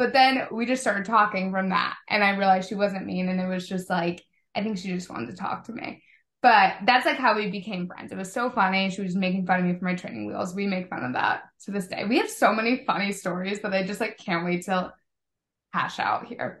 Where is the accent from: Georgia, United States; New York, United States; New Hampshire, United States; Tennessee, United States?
New Hampshire, United States; we're both from New Hampshire